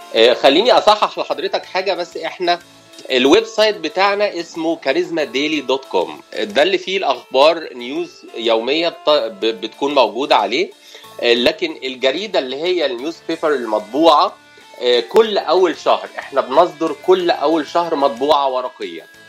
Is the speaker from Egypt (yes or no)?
yes; Cairo, Cairo Governorate, Egypt; moved away as an adult; now in Los Angeles, United States; انا من القاهره حي اسمه شبرا بقالي في امريكا كاليفورنيا عشر سنوات